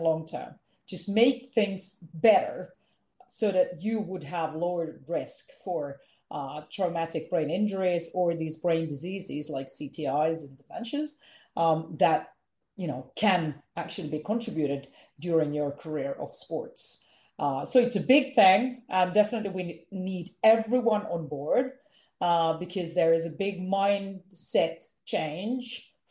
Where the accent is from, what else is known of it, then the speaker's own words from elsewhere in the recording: Finland; English is a second language; I am from Finland.